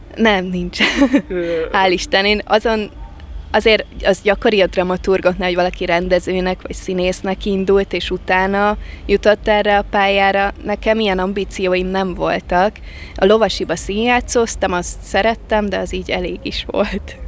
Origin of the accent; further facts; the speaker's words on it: Balatonfüred, Veszprém County, Hungary; also born or lived in Kazincbarcika; Eredetileg Kazincbarcikán születtem, és utána én két-három éves koromba költöztünk Balatonfüredre